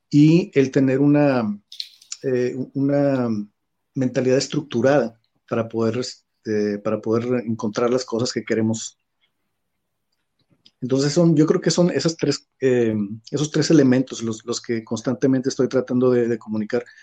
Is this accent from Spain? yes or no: no; Mexico; moved away as an adult; now in China; soy un mexicano que vive en China